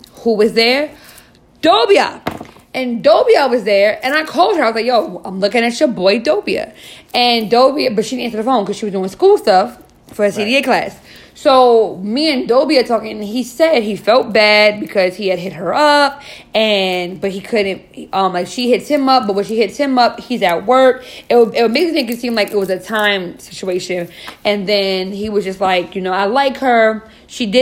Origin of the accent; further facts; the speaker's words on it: New York City, New York, United States; now in New Jersey, United States; I'm not from Jersey. I spend the majority of my time in New York because I'm from New York. Shout out to Queens.